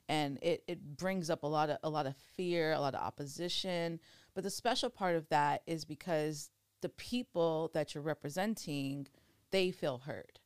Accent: Oxnard, California, United States; also born or lived in Thousand Oaks; I grew up in Ventura County, Oxnard specifically, um, born and raised, and now I'm out in Thousand Oaks.

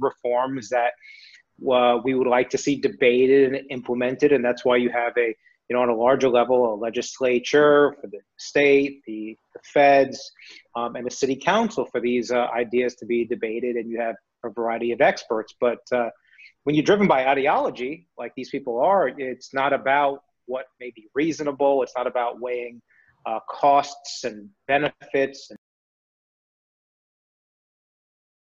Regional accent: New York City, New York, United States; moved away; I grew up in New York City

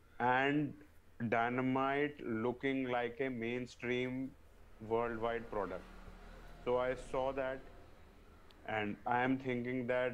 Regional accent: India; we are from India right now

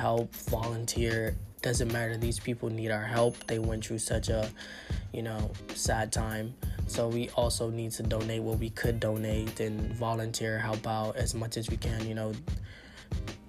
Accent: Nassau, Bahamas; moved away; I'm from the Bahamas. And, like, because I lived in the capital, which is Nassau

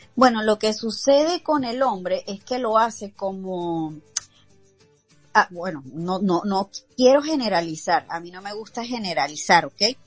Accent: Caracas, Capital District, Venezuela; moved away; me voy a mi Caracas, me voy a mi ciudad y regreso con mis papás

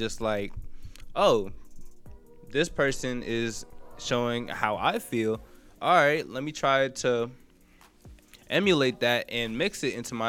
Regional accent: Jamaica; moved away; also born or lived in New York; I grew up in Jamaica, but then I moved to New York

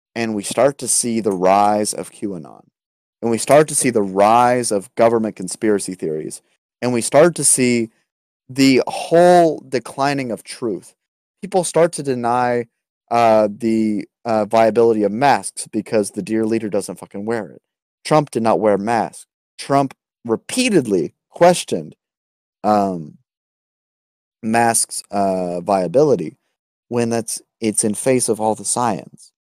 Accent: United States; as an American

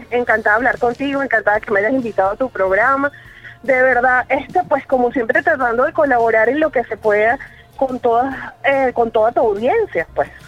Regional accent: Venezuela; yo hice la acotación de que los venezolanos eh, estamos acostumbrados a comer mal, ah

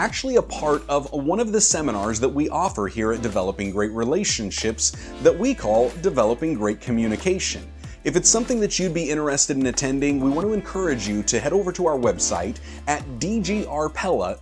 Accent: United States; being an American

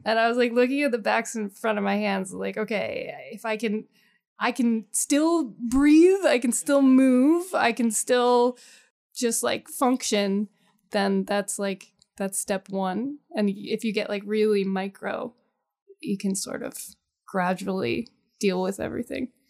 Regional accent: the Poconos, Pennsylvania, United States; I grew up in the Poconos

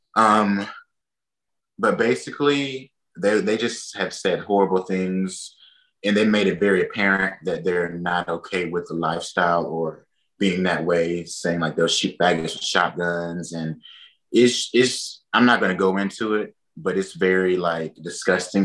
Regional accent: Enterprise, Alabama, United States; also born or lived in Mobile, Alabama; I'm from Enterprise, Alabama

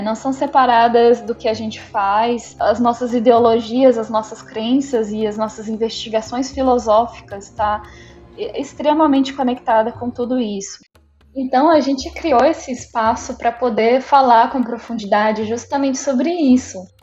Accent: Rio de Janeiro, Brazil; also born or lived in Minas Gerais; now in São Luís, Brazil; eu sou mineira, nasci em Minas Gerais, cresci no Rio de Janeiro, estou morando em São Luís do Maranhão

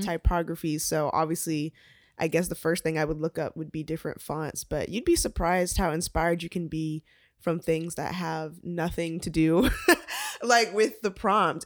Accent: Atlanta, Georgia, United States; I was born and raised here in Atlanta, Georgia

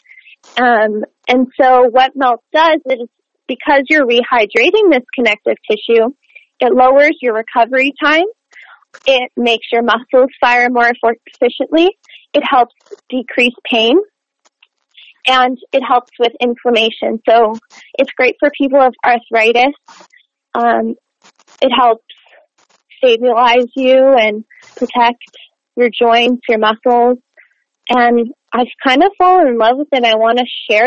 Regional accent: Montreal, Quebec, Canada; moved away as an adult; now in United States; I was born in Montreal, Quebec, mm-hmm. Canada, so the French part of Canada

